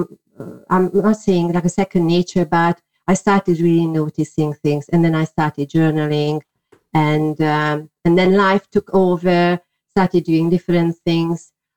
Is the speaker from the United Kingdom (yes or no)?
no; Hungary; English is a second language; well, I was born in Hungary, people could not really do things like that openly.